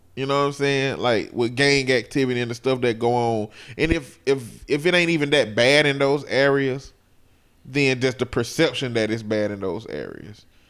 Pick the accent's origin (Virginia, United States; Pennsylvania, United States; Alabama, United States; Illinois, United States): Alabama, United States; I told him I'm not a local though. I'm from Alabama